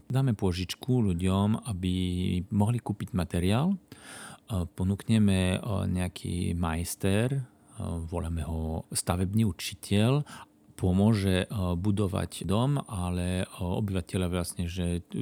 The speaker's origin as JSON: {"language": "Slovak", "country": "Belgium", "moved": "yes", "lives_now": "Košice, Slovakia", "said": "Ja som na Slovensku od roku 2007. Uh-huh. Mhm. Žijem tu v Košiciach."}